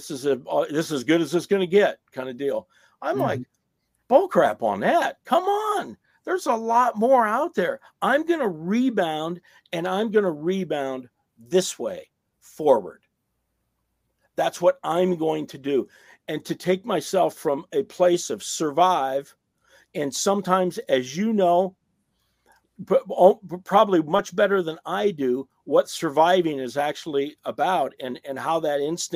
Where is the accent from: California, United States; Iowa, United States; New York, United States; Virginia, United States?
Iowa, United States; I'm from Iowa